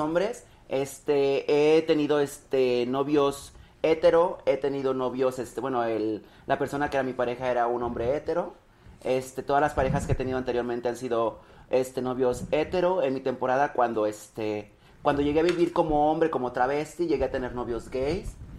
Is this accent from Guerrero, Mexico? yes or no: yes; Zacacoyula, Guerrero, Mexico; now in Mexico City, Mexico; Yo soy de un lugar que se llama Zacacoyuca Guerrero